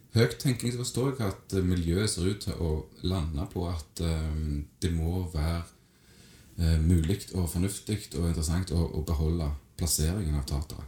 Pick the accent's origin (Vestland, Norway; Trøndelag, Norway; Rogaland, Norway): Rogaland, Norway; Stavanger; kommer fra Madla.